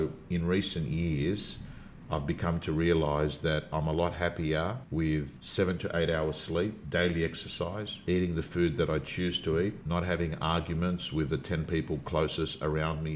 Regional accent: Sydney, New South Wales, Australia; I was brought up in the Canterbury Bankstown area, Belmore Lakemba to be specific, the suburbs that I was

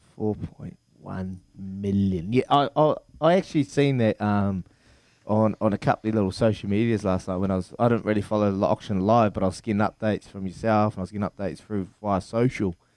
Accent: Hawke's Bay, New Zealand; my hometown, Hawke's Bay

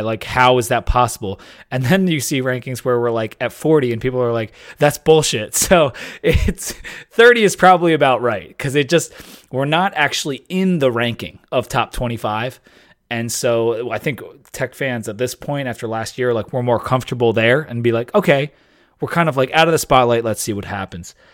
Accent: Delaware, United States; Delaware State, you know, my home state

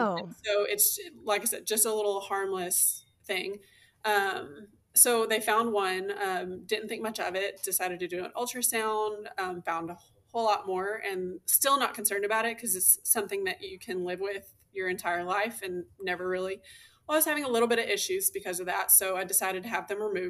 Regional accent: Southeast Texas, United States; also born or lived in Houston, Texas / Illinois; now in Central North Texas, United States; I grew up in a really small town in Southeast Texas called Coutts.

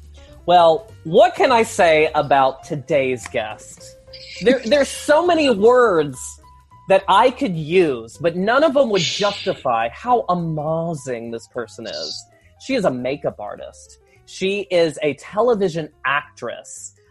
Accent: Roanoke, Virginia, United States; born or raised there

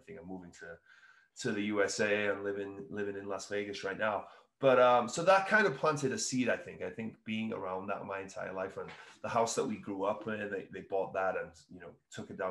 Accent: Wales, United Kingdom; moved away; I'm originally from Wales in the UK

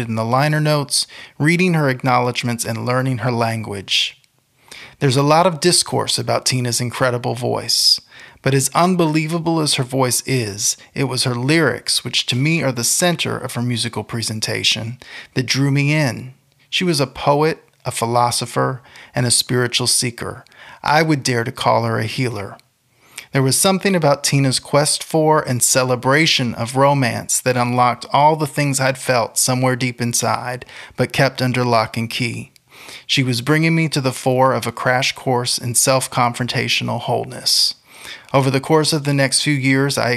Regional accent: St. Petersburg, Florida, United States; As a child growing up in St. Petersburg, Florida, I was raised in the church

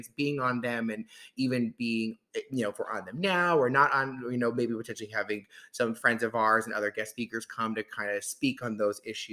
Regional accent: Jersey Shore, New Jersey, United States; moved away as an adult; now in Washington, D.C., United States; I'm from the Jersey Shore, grew up in Jersey my whole life and relocated down to DC

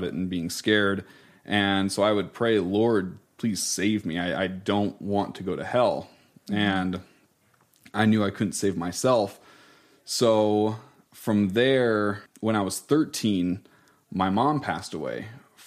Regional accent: Iowa, United States; We were originally from Iowa

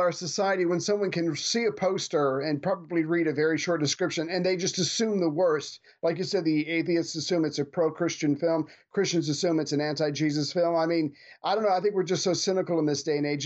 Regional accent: United States; as an American

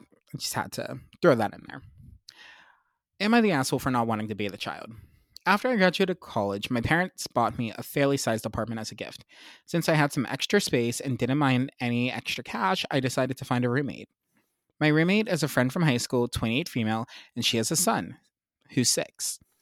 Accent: Pennsylvania, United States; I grew up in Pennsylvania

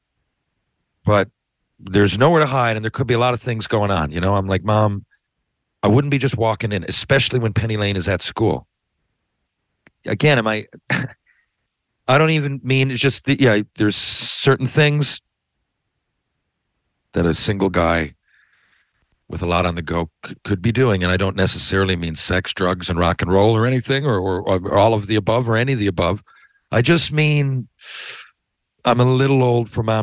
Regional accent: Newfoundland and Labrador, Canada; it's probably hard to understand me as a Newfoundlander

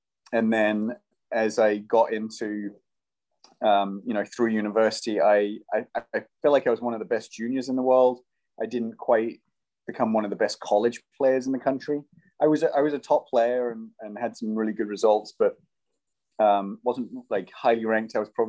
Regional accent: England, United Kingdom; now in United States; Originally from England, as you can probably tell from the accent, although I get Australian because I've been in America for half my life.

